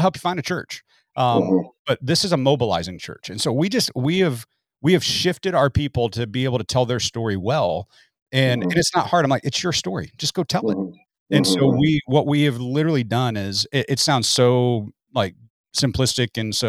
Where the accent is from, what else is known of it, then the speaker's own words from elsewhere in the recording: Midwest, United States; I came from the Midwest to the Southwest.